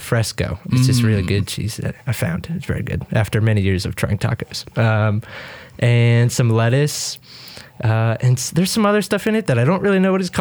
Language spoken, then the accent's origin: English; Connecticut, United States; moved away as an adult; now in Fort Collins, United States; I'm not from here. I'm from Connecticut